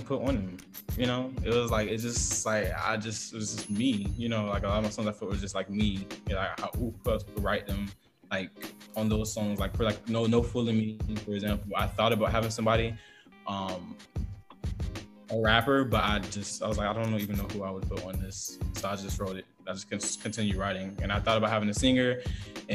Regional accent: the South, United States; I'm from the South

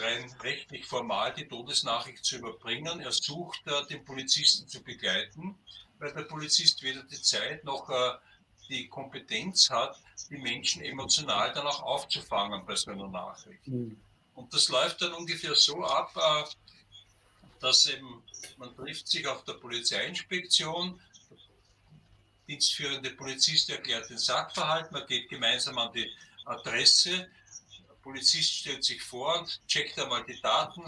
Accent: Burgenland, Austria; in meinem Heimatbundesland im Burgenland

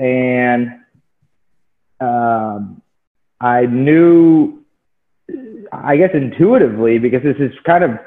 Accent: Dallas, Texas, United States; I'm from Dallas, Texas, Oak Cliff.

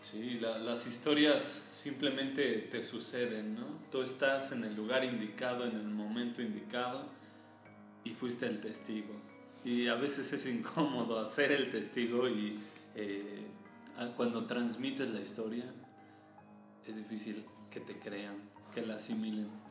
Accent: Mexico; Nosotros que somos mexicanos

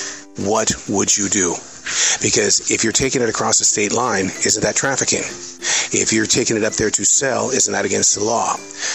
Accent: Montana, United States; The Southerner is going to come out in me, and I'm from Montana.

